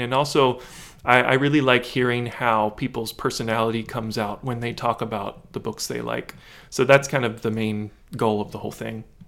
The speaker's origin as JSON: {"language": "English", "town": "Lexington", "region": "Kentucky", "country": "United States", "moved": "yes", "said": "I'm originally from Lexington, Kentucky, from central Kentucky"}